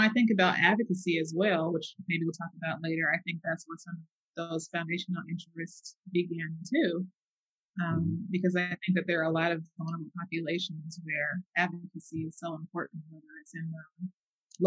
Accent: Bay Area, California, United States; moved away; I'm from the Bay Area.

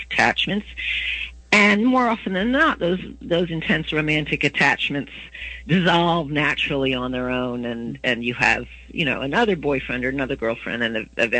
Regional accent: Virginia, United States; moved away as an adult; also born or lived in Washington, D.C. / Baton Rouge, Louisiana; I was from Virginia

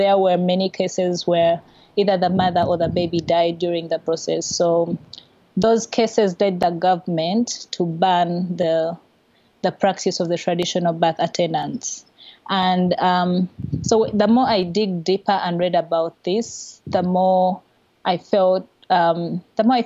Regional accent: Kampala, Central Region, Uganda; I was born and raised in Kampala, which is the main city of our small country

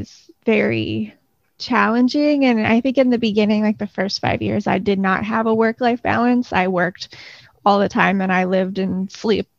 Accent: Clearwater, Florida, United States; I grew up in Florida. I grew up in Clearwater on the Gulf Coast, and about 10 years ago, I moved to Central Florida. So I'm a Florida native.

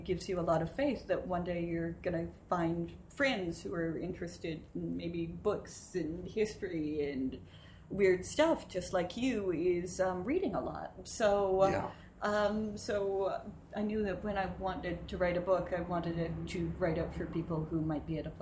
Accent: Glencoe, Illinois, United States; also born or lived in Texas / Charleston; I grew up in the Midwest. So I'm from Glencoe, Illinois

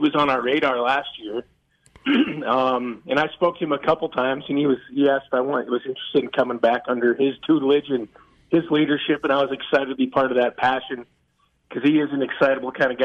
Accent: Evanston, Wyoming, United States; moved away; I grew up in a small town in Evanston, Wyoming.

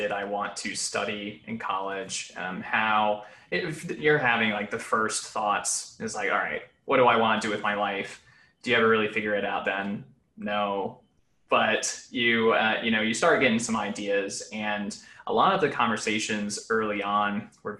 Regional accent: Mechanicsville, Virginia, United States; I grew up in Mechanicsville, Virginia, which is right outside of Richmond

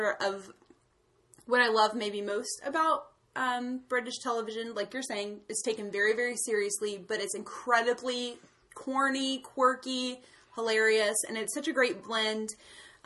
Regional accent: United States; I'm an American. I've always lived here

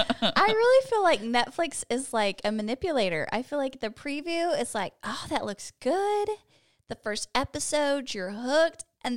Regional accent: Austin, Texas, United States; I grew up in Austin, I grew up just right down the road from it.

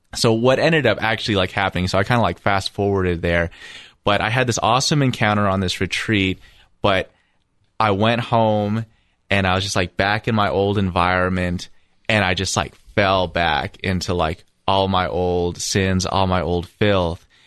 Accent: Toronto, Ontario, Canada; I grew up in Toronto, Ontario

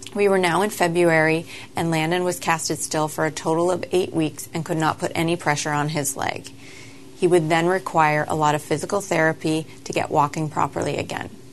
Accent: Canada; I grew up in Canada as part of a very small family

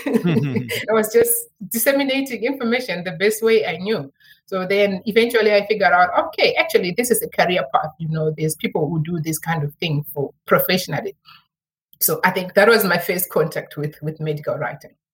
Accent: Zimbabwe; moved away as an adult; now in Cape Town, South Africa; I'm actually originally from Zimbabwe

